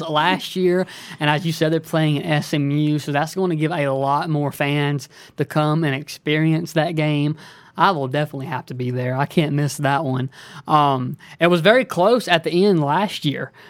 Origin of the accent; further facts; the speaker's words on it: Lower Alabama, United States; accent: Alabama accent; now in Dallas, United States; originally from, I say L A, Lower Alabama